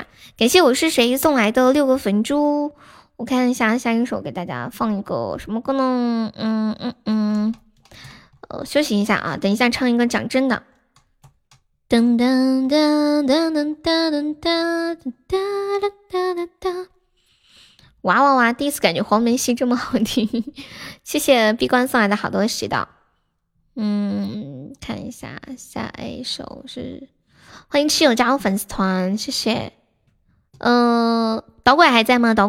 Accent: Sichuan, China; 那贵州跟我们四川方言应该很像了。

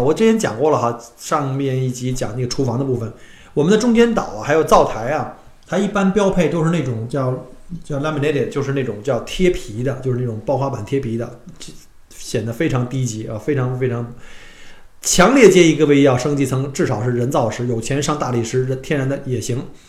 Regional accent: China; now in Australia; 我们中国人喜欢说开着窗户啊，然后用纱窗去透， 透气

